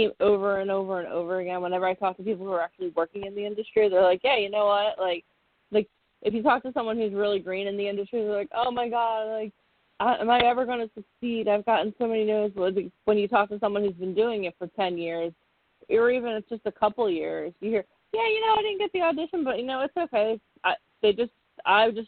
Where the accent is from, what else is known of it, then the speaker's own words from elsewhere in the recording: Philadelphia, Pennsylvania, United States; I'm from Philadelphia